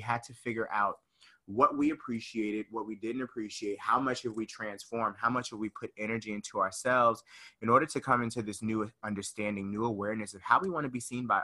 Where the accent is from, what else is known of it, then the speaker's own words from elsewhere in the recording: Conyers, Georgia, United States; moved away; I'm from Conyers, Georgia, really small city, about 35, 40 minutes outside of Atlanta